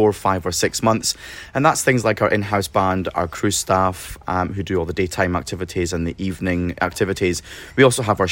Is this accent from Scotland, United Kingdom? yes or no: yes; Scotland, United Kingdom; moved away; as a Scotsman